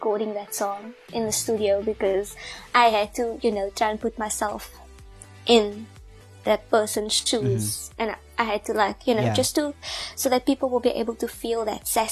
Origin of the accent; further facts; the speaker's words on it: South Africa; I'm South African